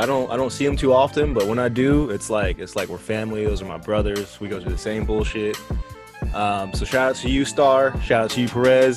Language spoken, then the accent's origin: English; Texas, United States; I am from Texas, taco capital of the world